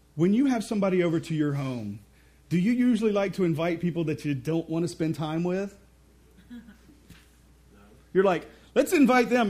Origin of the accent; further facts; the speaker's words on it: Mississippi, United States; I'm from Mississippi